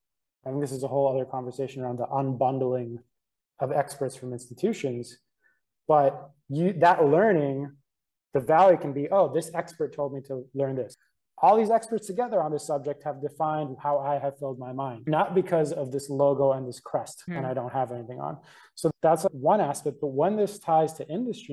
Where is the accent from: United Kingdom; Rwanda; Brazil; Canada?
Canada; we're from Canada.